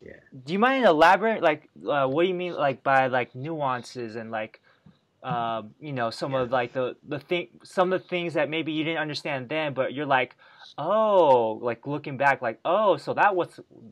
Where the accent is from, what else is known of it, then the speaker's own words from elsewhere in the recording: Bay Area, California, United States; That's just how I grew up in the Bay Area.